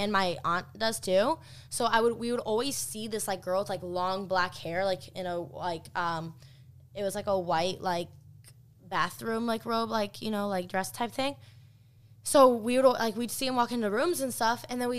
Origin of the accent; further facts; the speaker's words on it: Rexburg, Idaho, United States; I actually have, my old house I grew up in Rexburg, and it was built on a Indian burial ground.